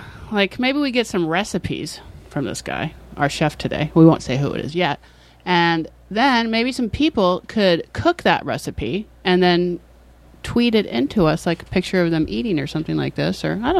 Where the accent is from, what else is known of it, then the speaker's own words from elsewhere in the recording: San Francisco, California, United States; I'm from San Francisco. We parallel park. We eat crab.